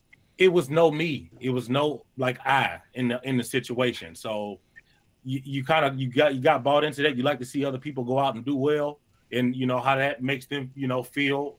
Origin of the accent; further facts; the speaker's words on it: St. Louis, Missouri, United States; I'm from St. Louis